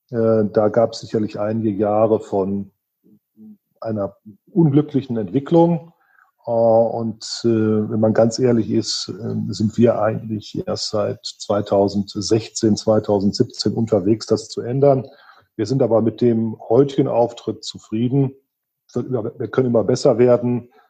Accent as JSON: {"language": "German", "town": "Remscheid", "region": "North Rhine-Westphalia", "country": "Germany", "tie": "born or raised there", "said": "Ich bin aufgewachsen in Remscheid im Bergischen Land."}